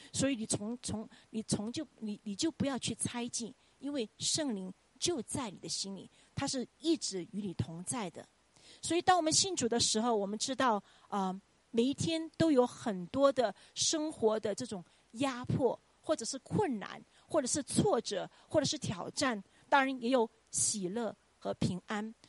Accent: Chongqing, China; moved away as an adult; now in United States; 我们都是冲亲人

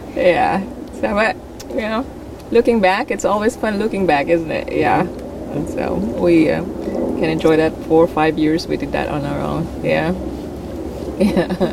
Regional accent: Philippines; moved away as an adult; also born or lived in Saudi Arabia; now in Oregon, United States; I'm originally from the Philippines

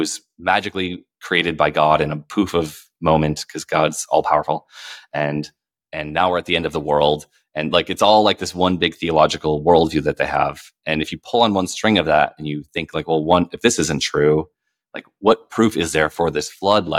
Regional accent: Minneapolis, Minnesota, United States; where I grew up in Minneapolis

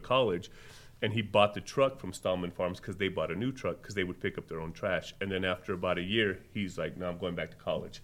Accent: Las Cruces, New Mexico, United States; now in Albuquerque, United States; Being born and raised in Las Cruces

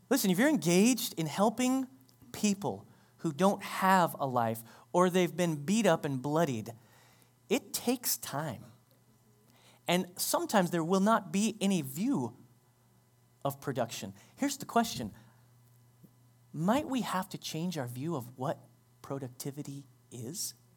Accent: United States; We, as American Christians

